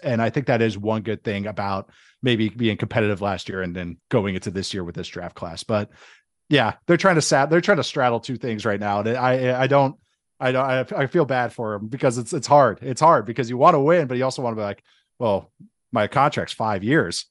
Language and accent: English; St. Louis Park, Minnesota, United States; moved away as an adult; now in Las Vegas, United States